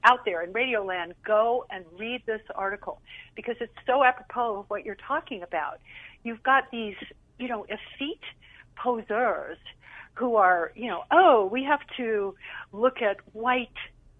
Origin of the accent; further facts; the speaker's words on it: Jamaica; also born or lived in Hawaii; No, I grew up in Jamaica, but I'm from Hawaii.